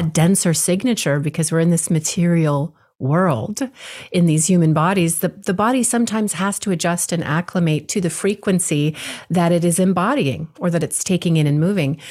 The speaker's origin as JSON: {"language": "English", "region": "Hawaii", "country": "United States", "tie": "born or raised there", "said": "I was born and raised in Hawaii, my father as well."}